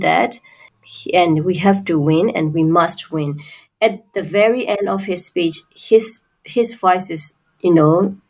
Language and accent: English; Myanmar; we Burmese people